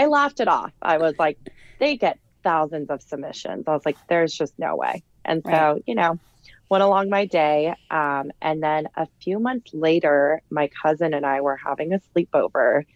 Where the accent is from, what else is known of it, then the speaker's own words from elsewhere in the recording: Burbank, California, United States; moved away as an adult; also born or lived in Santa Barbara / Orange County; now in New York City, United States; I was born and raised in Burbank, which is like a little in the valley up north from LA, but I grew up there my whole entire life